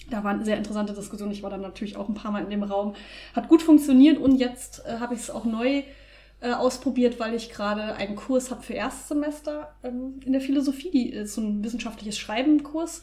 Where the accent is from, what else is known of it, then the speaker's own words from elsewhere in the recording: Germany; bei uns in Deutschland